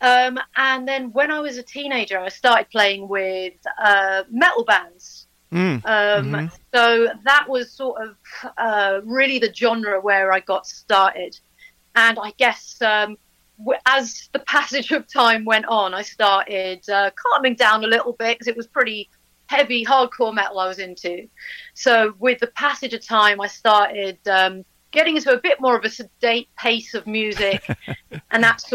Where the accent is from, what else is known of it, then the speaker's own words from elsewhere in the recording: London, United Kingdom; moved away as an adult; now in Buckinghamshire, United Kingdom; I'm a London girl originally.